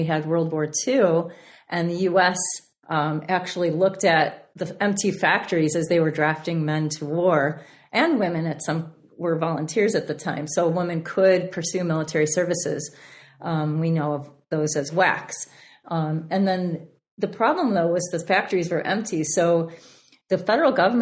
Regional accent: Chicago, Illinois, United States; classes in Chicago, my hometown

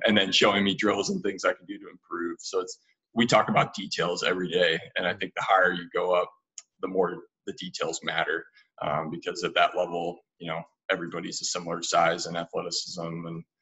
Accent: United States

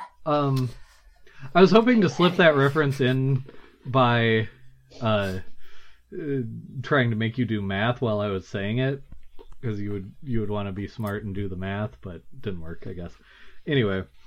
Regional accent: United States; I'm American, so I just figured everyone would understand what I meant with my accent

